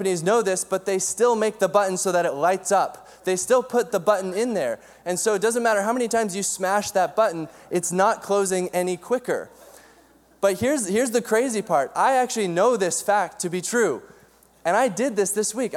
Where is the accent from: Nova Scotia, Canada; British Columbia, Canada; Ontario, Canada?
British Columbia, Canada; Cranbrook; I grew up in Cranbrook, BC, in the Kootenays, and my parents had six kids